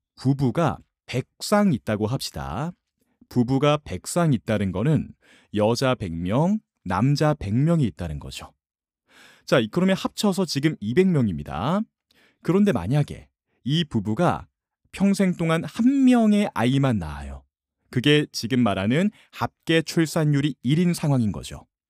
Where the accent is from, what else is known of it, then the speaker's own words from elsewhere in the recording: South Korea; 저는 지금 20대 한국인입니다.